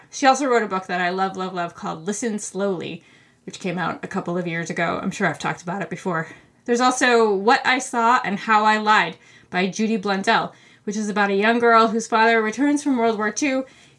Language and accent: English; United States; I'm an American